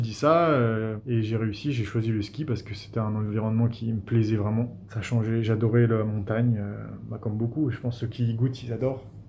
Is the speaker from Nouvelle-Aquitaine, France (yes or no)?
no; Metz, Grand Est, France; also born or lived in Vosges; je viens de Metz